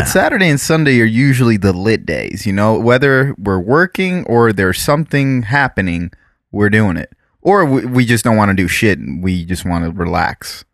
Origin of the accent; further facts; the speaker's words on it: South Florida, United States; growing up in South Florida and dealing with B S O, which is the Broward Sheriff's Office